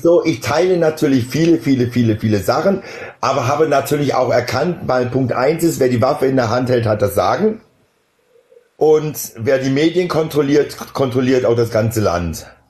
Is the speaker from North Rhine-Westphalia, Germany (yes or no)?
no; Baden-Württemberg, Germany; ich komme aus Baden-Württemberg